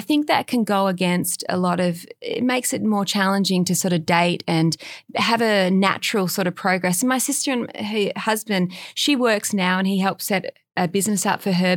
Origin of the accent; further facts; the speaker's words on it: Australia; now in Los Angeles, United States; I grew up in Australia and we had dogs as kids, and we had a backyard